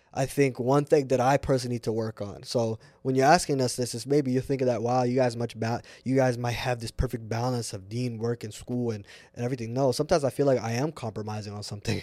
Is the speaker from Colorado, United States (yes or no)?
no; Seattle, Washington, United States; also born or lived in Irvine, California / Puyallup, Washington; I'm born and raised here, Seattle